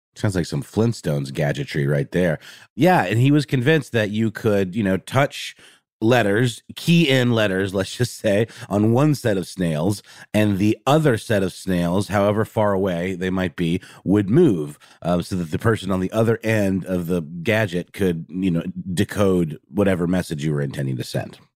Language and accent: English; Germany; moved away; I grew up in Germany